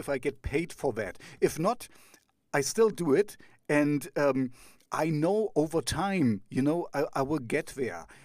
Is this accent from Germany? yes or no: yes; East Germany, Germany; I grew up in East Germany